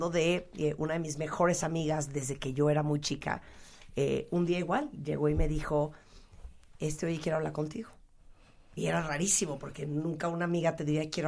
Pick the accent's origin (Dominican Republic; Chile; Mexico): Mexico; hola qué tal … soy mexicana